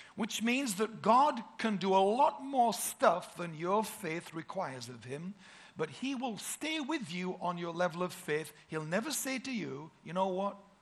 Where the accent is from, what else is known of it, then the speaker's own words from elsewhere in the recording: Yorkshire and the Humber, United Kingdom; We're from Yorkshire, the Shire